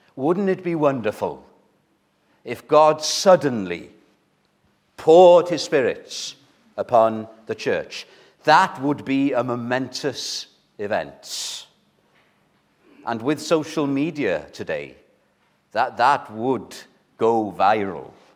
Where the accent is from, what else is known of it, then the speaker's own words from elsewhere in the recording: Wales, United Kingdom; those of us who are Welsh